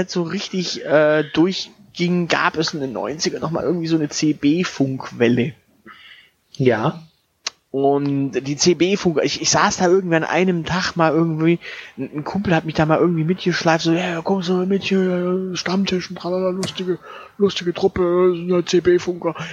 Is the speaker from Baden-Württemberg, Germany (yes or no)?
yes; Stuttgart, Baden-Württemberg, Germany; born there; ich bin ja auch in Cannstatt geboren, also dementsprechend, ich habe da eher die, das Cannstatter Gemüt als das Stuttgarter Gemüt.